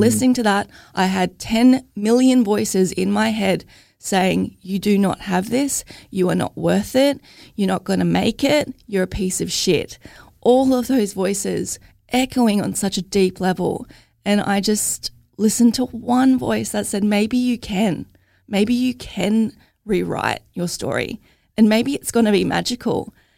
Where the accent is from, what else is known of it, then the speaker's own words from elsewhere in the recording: Logan, Queensland, Australia; I'm from Logan.